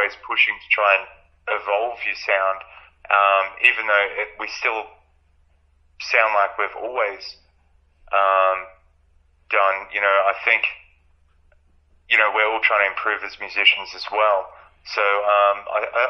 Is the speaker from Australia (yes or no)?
yes; Albury-Wodonga, Australia; we are from Albury Wodonga